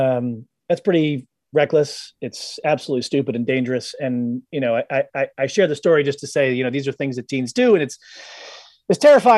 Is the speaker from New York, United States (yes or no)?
no; Boston, Massachusetts, United States; And one night, I'm bombing down Route 1 South near where I grew up in outside of Boston.